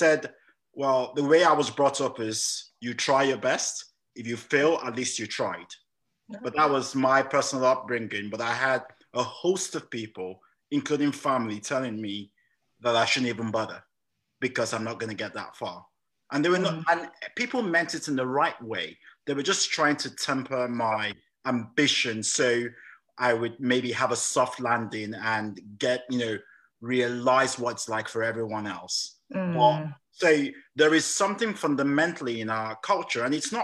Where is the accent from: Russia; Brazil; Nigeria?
Nigeria; also born or lived in England; now in United Kingdom; I was born in England, but I actually grew up in Nigeria. And I came back to study here